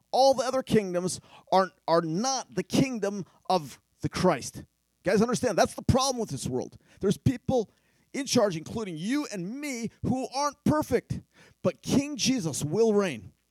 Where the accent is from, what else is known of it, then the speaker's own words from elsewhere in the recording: Philippines; But in my tribe where I grew up in the Philippines, we use machetes to cut our fingernails